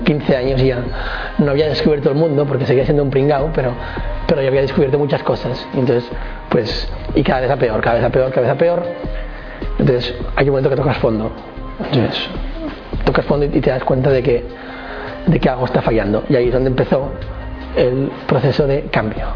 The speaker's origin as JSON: {"language": "Spanish", "town": "Barcelona", "region": "Catalonia", "country": "Spain", "tie": "born or raised there", "said": "nací en Barcelona"}